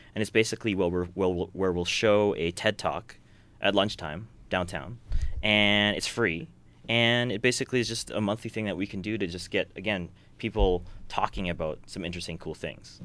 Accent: Edmonton, Alberta, Canada; we're from Edmonton

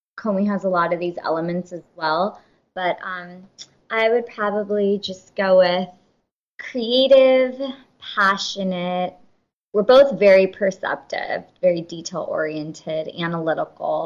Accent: California, United States; we are first generation, born and raised in California

